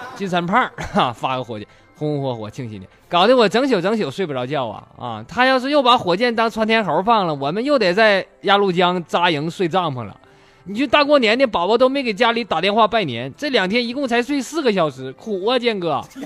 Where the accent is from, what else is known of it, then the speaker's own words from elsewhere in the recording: Northeast China, China; accent: Northeastern; 用咱们东北话讲